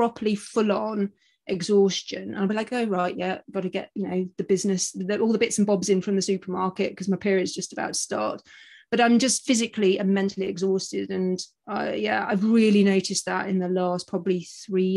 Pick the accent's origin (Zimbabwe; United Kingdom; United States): United Kingdom; moved away as an adult; now in Australia; I'm a Brit, as you probably gather from my accent